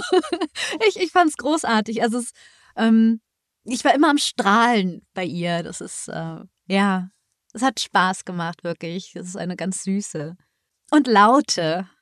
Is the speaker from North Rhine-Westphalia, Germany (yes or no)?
yes; Düsseldorf area, North Rhine-Westphalia, Germany; ich komme aus der Ecke von Düsseldorf und hier gibt es gar nicht so viel